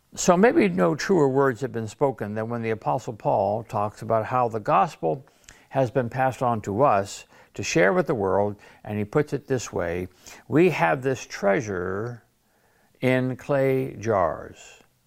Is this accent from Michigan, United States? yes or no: yes; Detroit, Michigan, United States; now in Sarasota, United States; I grew up in Detroit